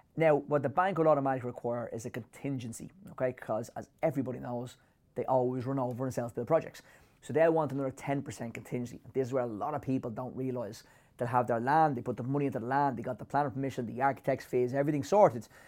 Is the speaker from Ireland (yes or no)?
yes; Ireland; as Irish people